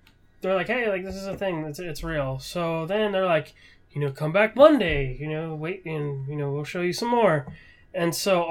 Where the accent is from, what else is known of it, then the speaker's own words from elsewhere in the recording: West Coast, United States; I'm from the West Coast